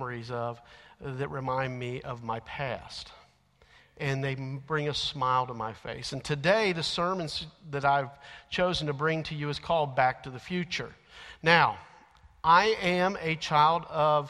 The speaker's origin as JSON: {"language": "English", "town": "Alexandria", "region": "Kentucky", "country": "United States", "said": "the grocery store carryout in Alexandria"}